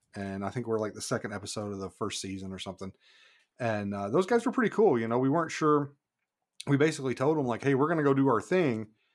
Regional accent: Kentucky, United States; moved away as an adult; also born or lived in Saint Paul Island, Alaska; now in Homer, United States; I was born and raised in Kentucky

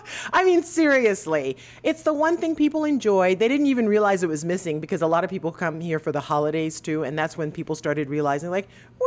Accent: South Carolina, United States; now in Florida, United States; South Carolina, my home state, grows more peaches.

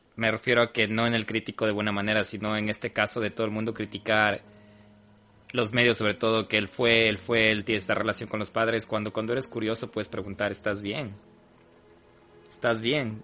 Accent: Loja, Ecuador; moved away; desde Loja y también representando a la tierra que extrañamos personalmente la Fabia y yo

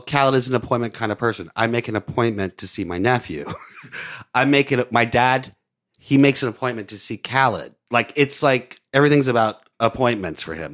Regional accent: New Orleans, Louisiana, United States; moved away; also born or lived in Florida; I grew up on the West Bank

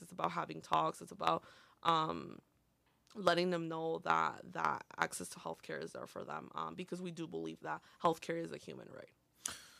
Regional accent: Montgomery, Illinois, United States; first language Spanish; English is a second language; also born or lived in Aurora, Illinois / Oswego, Illinois; I was basically born and raised in Montgomery

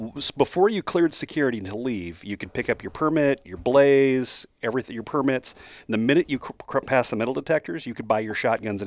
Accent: South Dakota, United States; I'm from South Dakota

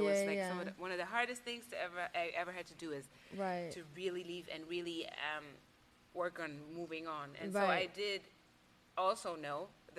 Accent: Germany; moved away; I'm from Germany.

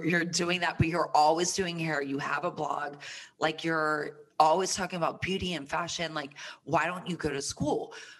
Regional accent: Plant City, Florida, United States; moved away; also born or lived in Tampa, Florida; I am from Tampa, Florida. Tampa, Florida, Sunshine State, full of humidity. So, you know, that skin was snatched. A little moist all the time. And I grew up, I went to middle school and high school in a small town outside of Tampa, Plant City, Florida

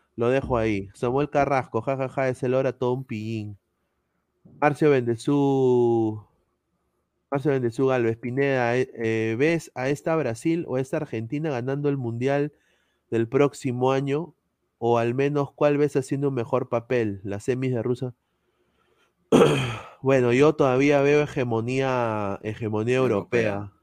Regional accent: Peru; cuando estaba creciendo en Perú

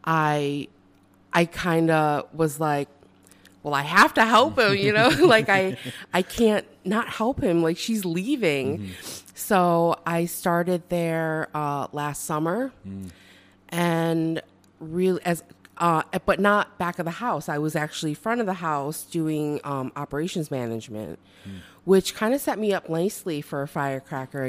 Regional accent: Syracuse, New York, United States; I grew up right here in Syracuse and in the DeWitt area

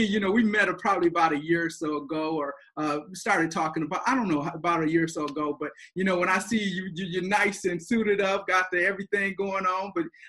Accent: Flint, Michigan, United States; And so here on today on Behind the Grind, I decided to go back to my hometown. And I wanted to interview a guy, probably Flint's best kept secret is what I would like to describe him as.

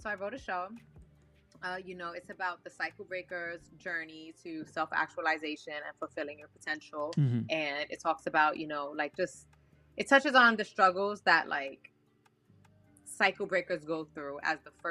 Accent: New York City, New York, United States; So I'm from New York. I'm from the Bronx. I'm Puerto Rican

